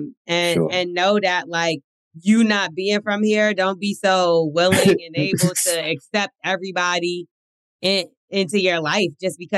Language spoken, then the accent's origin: English; United Kingdom; My main concern, naturally, as a Brit, is guns, the whole gun culture, laws, like in New Jersey.